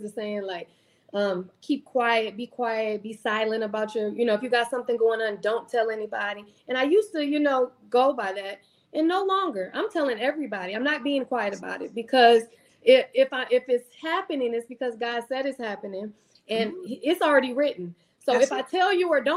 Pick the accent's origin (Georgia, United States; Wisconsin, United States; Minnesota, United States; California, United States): Wisconsin, United States; Milwaukee; I am originally from Milwaukee, Wisconsin.